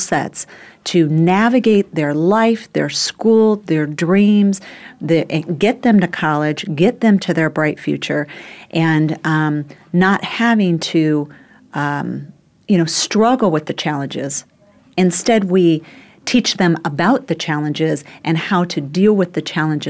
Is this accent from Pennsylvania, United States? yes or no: no; Phoenix, Arizona, United States; moved away as an adult; now in New York City, United States; in my 20s when I moved from Phoenix to New York City